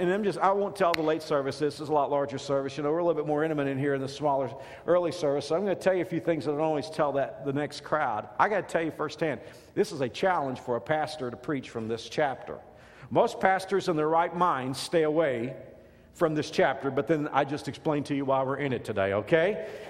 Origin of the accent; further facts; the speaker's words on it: Dallas-Fort Worth area, Texas, United States; growing up in the Dallas-Fort Worth area, we had the three network affiliates and then maybe a couple independents and public television.